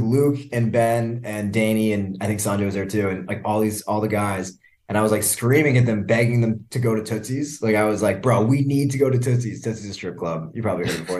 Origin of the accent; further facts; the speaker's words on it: Canada; also born or lived in Burlington; now in Miami, United States; I'm Canadian.